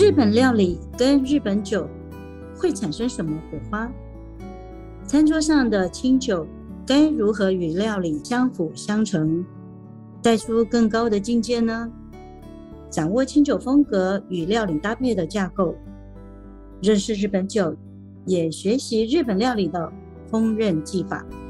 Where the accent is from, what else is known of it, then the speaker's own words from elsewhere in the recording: Taiwan; 我们台湾人